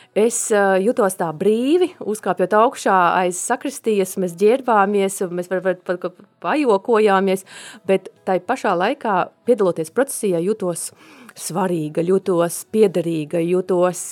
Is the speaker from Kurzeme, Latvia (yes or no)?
no; Latgale, Latvia; now in Sigulda, Latvia; es esmu no Latgales un man ticība ir saknēs manā ģimenē